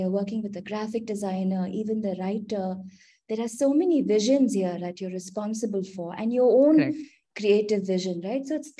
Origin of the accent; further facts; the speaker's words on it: Kolkata, West Bengal, India; also born or lived in Mumbai; So I was, Smriti, I was born in Calcutta. Amma and Appa were both bankers. So we've constantly sort of moved states. So I grew up in Calcutta.